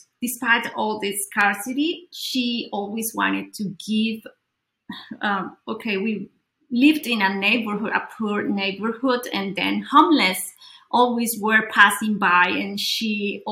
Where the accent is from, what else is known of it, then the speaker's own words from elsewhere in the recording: Colombia; I grew up in Colombia